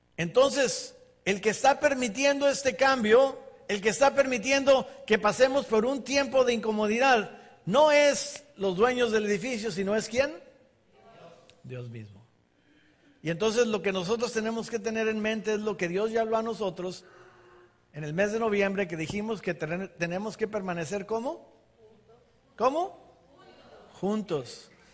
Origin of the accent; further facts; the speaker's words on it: Ensenada, Baja California, Mexico; moved away as an adult; now in United States; crecimos en Ensenada